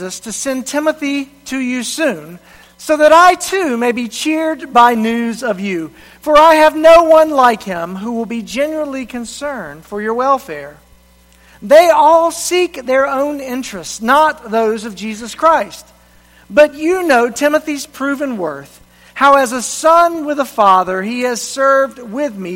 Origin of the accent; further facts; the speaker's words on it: Reidsville, North Carolina, United States; moved away as an adult; also born or lived in Columbia, South Carolina; my hometown of Reidsville, North Carolina